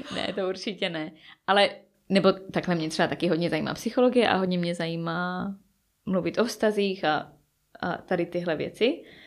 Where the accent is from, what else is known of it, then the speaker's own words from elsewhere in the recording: Czechia; moved away as an adult; now in England, United Kingdom; nechci celý život strávit jenom v České republice